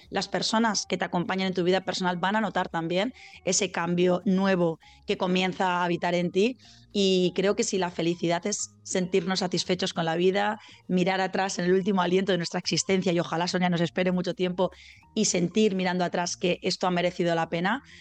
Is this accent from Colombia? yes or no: no; Zaragoza, Aragon, Spain; now in Valencia, Spain; yo soy de Zaragoza, aunque vivo en Valencia, soy mañica